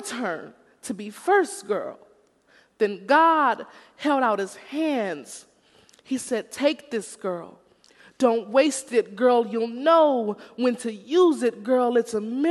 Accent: Houston, Texas, United States; now in Los Angeles, United States; I'm originally from Houston, Texas.

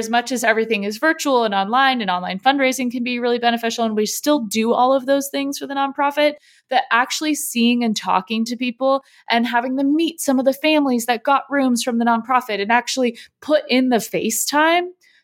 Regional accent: San Diego, California, United States; I grew up in San Diego my whole life

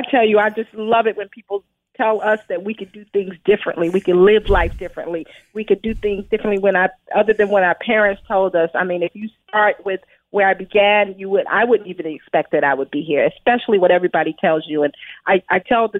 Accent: Brooklyn, New York, United States; as a child, I grew up in Brooklyn, New York, in a pretty urban environment.

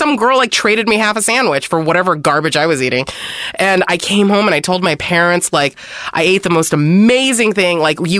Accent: San Gabriel Valley, California, United States; I grew up in the San Gabriel Valley, which is like 90% Chinese people.

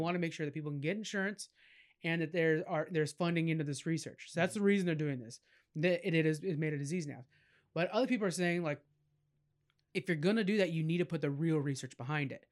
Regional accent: California, United States; I'm from California

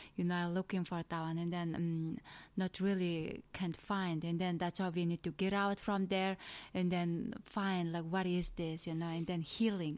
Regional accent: Mongolia; English is a second language; moved away as an adult; now in United States; I'm from Asia, in Eastern.

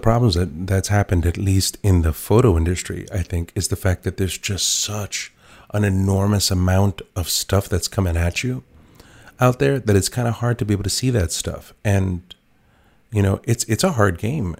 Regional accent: New York City, New York, United States; I was an inner city kid, like, I was born in the Bronx

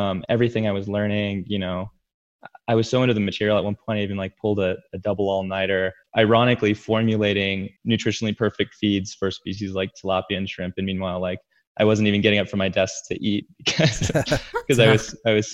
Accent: San Diego, California, United States; moved away; also born or lived in New Mexico; I grew up mostly in San Diego, California.

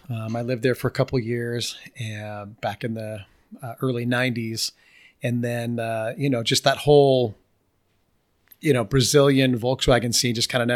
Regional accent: Germany; I knew German because I grew up in Germany

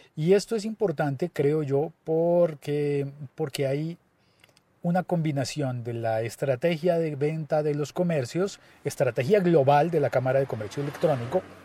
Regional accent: Colombia

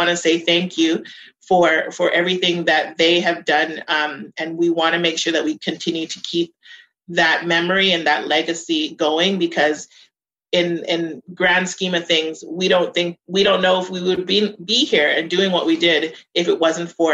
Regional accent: Winnipeg, Manitoba, Canada; I'm from Winnipeg. I'm proud of being from here. I grew up in the North End for most of my childhood, and then I moved to St. Vital.

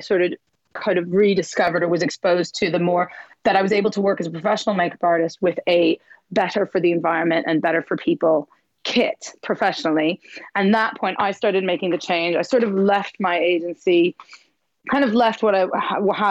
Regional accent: Montreal, Quebec, Canada; moved away as an adult; now in London, United Kingdom; I'm from Montreal, which is in the east side of Canada in the French bit

